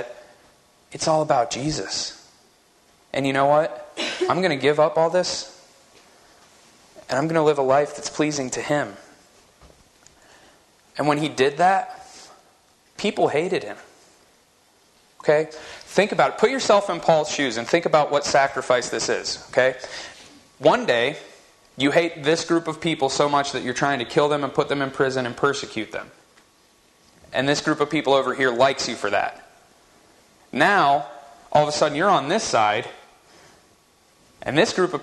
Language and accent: English; West Virginia, United States; now in Utah, United States; the church that I grew up in West Virginia